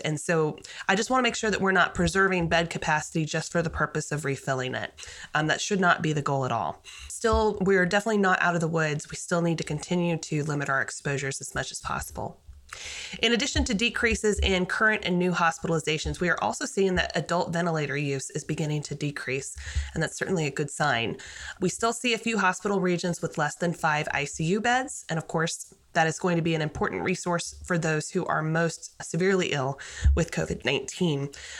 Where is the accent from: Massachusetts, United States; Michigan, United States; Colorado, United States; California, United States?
Colorado, United States; when I grew up in Colorado